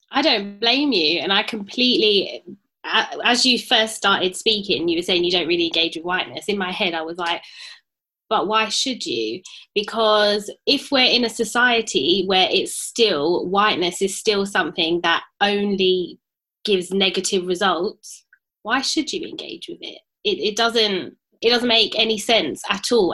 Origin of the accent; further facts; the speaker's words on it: London, United Kingdom; so obviously I grew up in Tottenham and I was still living in Tottenham when the riots happened in 2011.